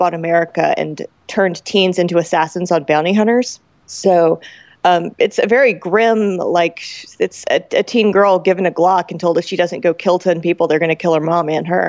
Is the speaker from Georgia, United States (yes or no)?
yes; Roswell, Georgia, United States; my hometown. So like if you go to Roswell, Georgia